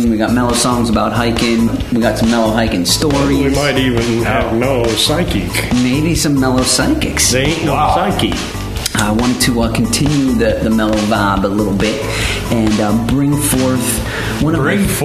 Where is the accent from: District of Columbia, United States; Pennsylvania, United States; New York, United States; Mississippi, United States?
Pennsylvania, United States; Pittsburgh; I told him I was Steelers because I'm from Pittsburgh